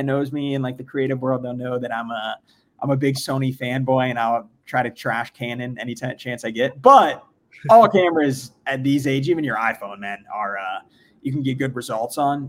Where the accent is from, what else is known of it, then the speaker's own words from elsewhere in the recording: South Florida, United States; I'm born and raised in South Florida